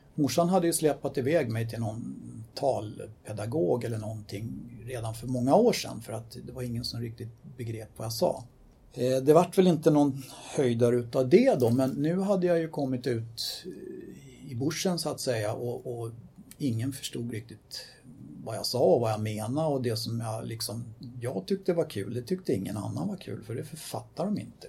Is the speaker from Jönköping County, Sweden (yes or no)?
no; Stockholm, Stockholm County, Sweden; I eh, min barndom så växte jag upp på Söder